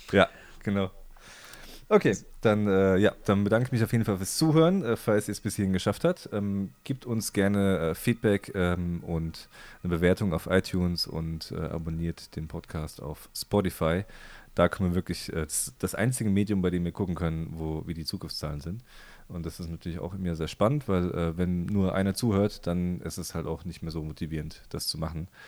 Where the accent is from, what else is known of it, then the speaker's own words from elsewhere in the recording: Heidelberg, Baden-Württemberg, Germany; ich komme aus Heidelberg und ich möchte mich von Mannheim distanzieren.